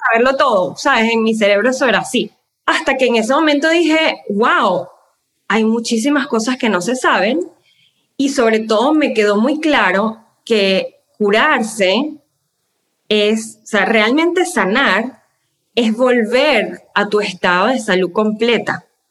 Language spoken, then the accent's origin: Spanish; Venezuela; moved away as an adult; now in United States; yo soy venezolana, eh, yo soy terapista de lenguaje, trabajé en Venezuela y cuando me mudé a los Estados Unidos, eh, hace 14 años, 15 años